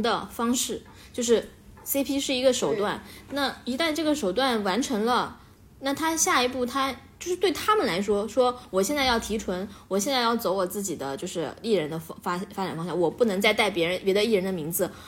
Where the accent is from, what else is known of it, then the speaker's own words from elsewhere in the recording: Beijing, China; 我来，来自北京